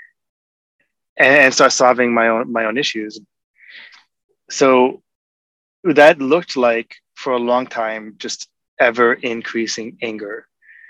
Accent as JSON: {"language": "English", "region": "New York", "country": "United States", "moved": "yes", "lives_now": "Seattle, United States", "said": "I live in Seattle. I'm from New York"}